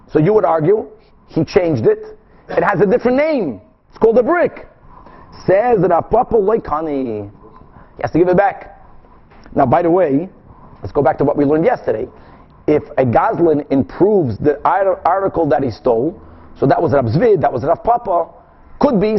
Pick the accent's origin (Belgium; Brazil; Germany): Brazil; English is a second language; I'm from Brazil, guys. I have a good excuse.